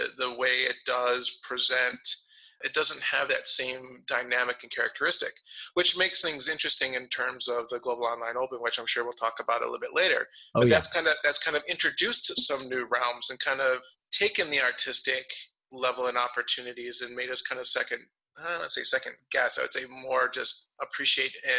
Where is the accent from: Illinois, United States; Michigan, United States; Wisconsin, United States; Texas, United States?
Wisconsin, United States; Milwaukee; I grew up in Milwaukee